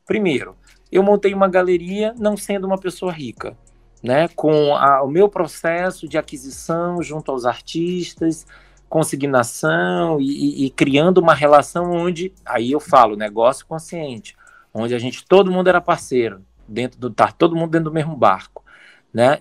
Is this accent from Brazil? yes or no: yes; Amazon, Brazil; a, gente quando se entende como amazônidas